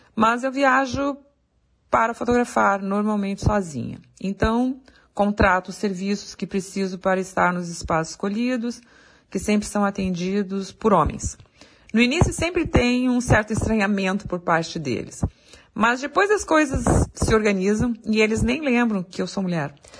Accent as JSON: {"language": "Portuguese", "town": "Porto Alegre", "region": "Rio Grande do Sul", "country": "Brazil", "said": "sou de Porto Alegre"}